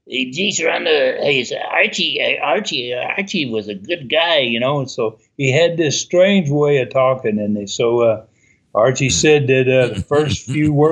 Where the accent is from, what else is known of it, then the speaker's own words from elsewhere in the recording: Canada; you know, being a Canadian up there, uh, uh, I can I can understand you asking that.